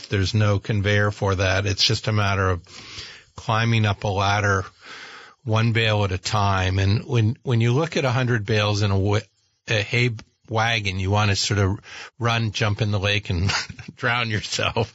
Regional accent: Burlington, Vermont, United States; I remember the Fleming Museum as a kid growing up in Burlington

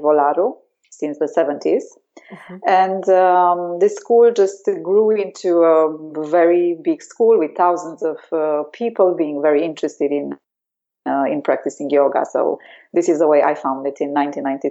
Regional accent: Romania; now in Denmark; I grew up in Romania, in Europe

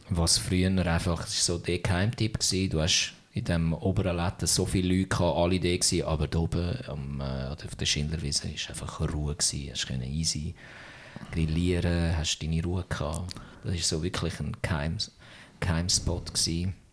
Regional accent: Zürich, Switzerland; Ja, ich kann, es ist noch witzig als Zürcher ist alles, was nicht Stadt Zürich ist, ist, ist, ist weit.

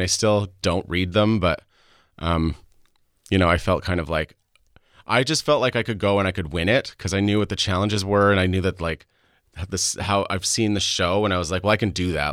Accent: Saskatchewan, Canada; also born or lived in Alberta; I was born in Alberta to an American father and a Canadian mother. Um, so I am a dual citizen. I grew up in Saskatchewan

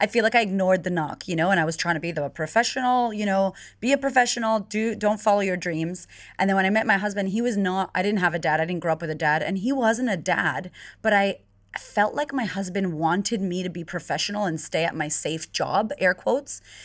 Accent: United States; moved away as an adult; now in Melbourne, Australia; I'm originally from America

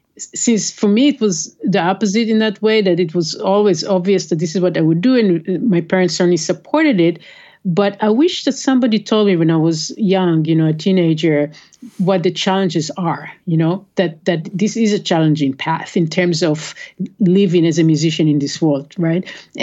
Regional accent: Israel; now in United States; I grew up in Israel.

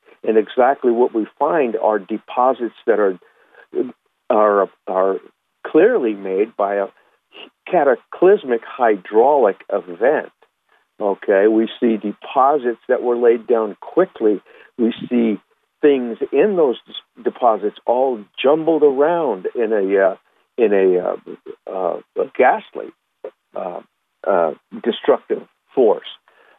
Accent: Huntington Beach, California, United States; I grew up in Huntington Beach, California. Plenty of jellyfish would wash up on the shore.

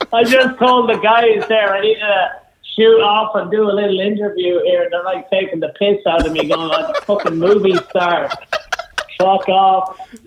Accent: County Offaly, Ireland; I'm from Southern Ireland. I'm from a small county in Offaly from the south

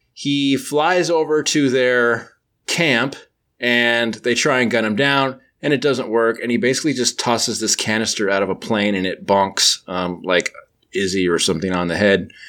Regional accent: United States; I'm I'm from the United States

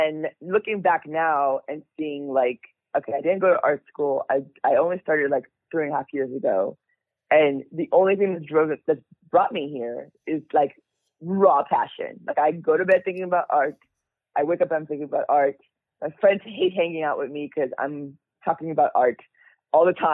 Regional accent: Nigeria; moved away; I was born in Nigeria. My parents were born in Nigeria. So we're all immigrants

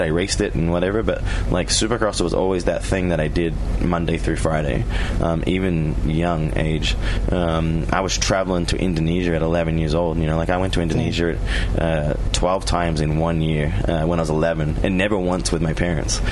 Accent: Australia; moved away as an adult; also born or lived in Europe; now in United States; as a child, I was an Australian, and in my adult life, that I know it, I'm an American.

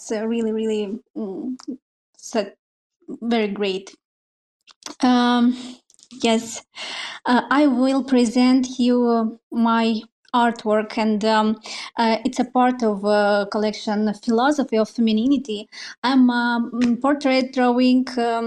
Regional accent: Moldova; English is a second language; Oh, I'm not from Russia, but yes, I'm Russian speaker. Yeah. I'm from a small country, Moldova

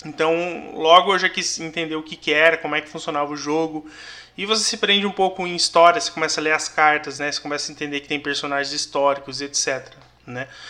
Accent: São José dos Campos, São Paulo, Brazil; Eu sou nascido e criado aqui em São José

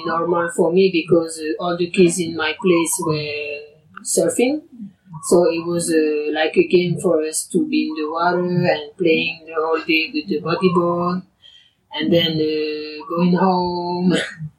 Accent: French Polynesia; moved away as an adult; also born or lived in Tahiti; I was born here and was here

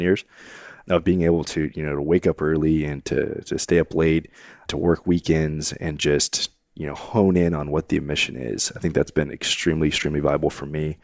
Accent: College Station, Texas, United States; I grew up in College Station.

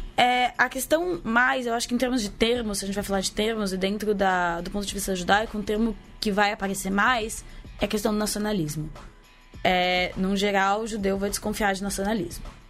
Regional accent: Brazil; nossa identidade enquanto brasileiros

